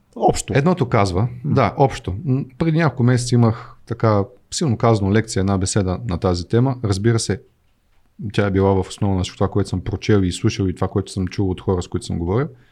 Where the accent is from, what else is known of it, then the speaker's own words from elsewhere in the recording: Plovdiv, Plovdiv Province, Bulgaria; Аз съм роден в Тракия, роден съм в Плоди, в задния ми двор са родопите